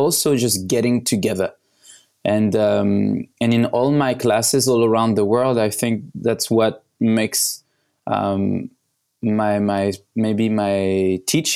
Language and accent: English; Paris, Île-de-France, France; I was born in Paris